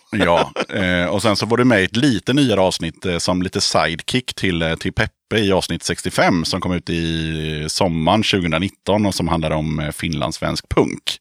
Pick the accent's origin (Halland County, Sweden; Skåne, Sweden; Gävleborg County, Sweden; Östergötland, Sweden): Östergötland, Sweden; Motala; Moder Jords rövhål, Motala.